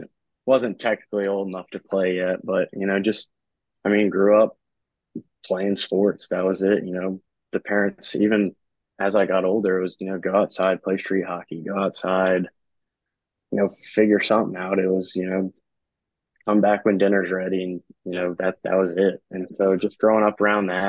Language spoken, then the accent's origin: English; Raleigh, North Carolina, United States; born and raised in Raleigh, North Carolina. I actually live here now, post college